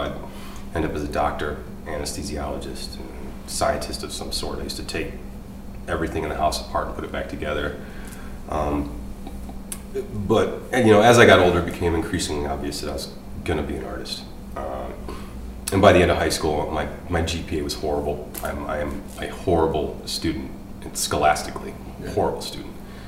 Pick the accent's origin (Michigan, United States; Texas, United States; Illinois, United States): Michigan, United States; also born or lived in California; My childhood, I moved around a lot. I was born in California and moved to Michigan when I was about 1.5, 2 years old.